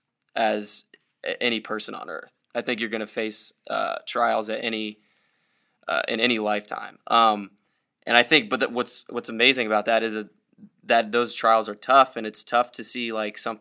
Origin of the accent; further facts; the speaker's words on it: Iowa, United States; I'm from Iowa